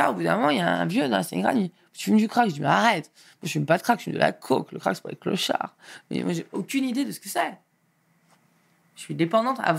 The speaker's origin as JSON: {"language": "French", "region": "Auvergne-Rhône-Alpes", "country": "France", "tie": "born there", "said": "Moi pas. Moi, je suis né en Rhône-Alpes."}